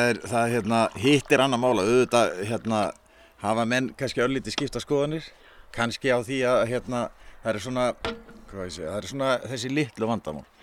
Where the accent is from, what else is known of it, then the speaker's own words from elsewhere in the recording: Reykjavík, Capital Region, Iceland; ég er úr Reykjavík og hérna fættur þar upp alveg og býð þar sko.